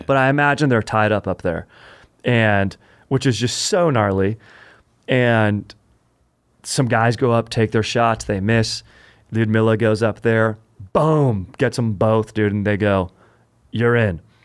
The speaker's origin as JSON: {"language": "English", "area": "Orange County", "region": "California", "country": "United States", "tie": "born or raised there", "said": "I grew up in Orange County"}